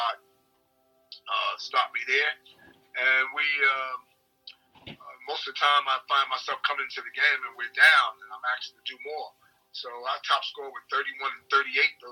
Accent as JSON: {"language": "English", "town": "New York City", "region": "New York", "country": "United States", "also_born_or_lived": "Geelong / Perth", "moved": "as an adult", "lives_now": "Australia", "said": "I'm from New York City"}